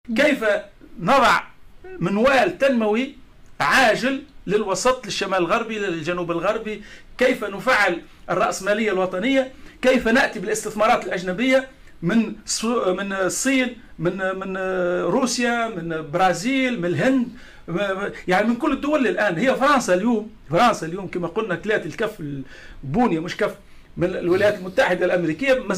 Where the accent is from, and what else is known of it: Tunisia